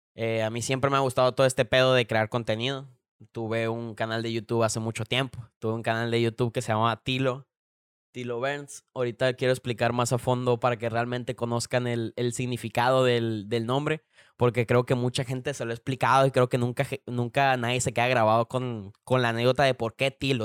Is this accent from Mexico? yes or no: yes; Culiacán, Sinaloa, Mexico; aquí de, de, Culiacán, de donde yo soy